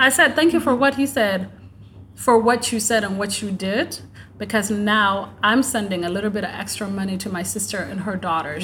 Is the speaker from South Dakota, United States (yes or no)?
yes; South Dakota, United States; growing up in South Dakota, I had worked with Everest Youth.